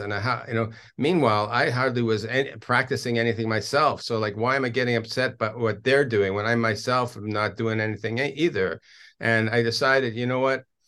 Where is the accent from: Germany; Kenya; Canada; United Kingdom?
Canada; Toronto, Ontario; moved away as an adult; now in Israel; I grew up in Toronto, a native Canadian